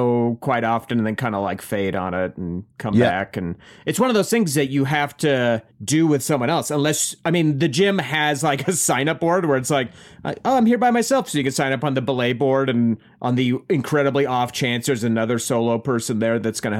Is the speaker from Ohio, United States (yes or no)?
no; Colorado, United States; I was born in Colorado.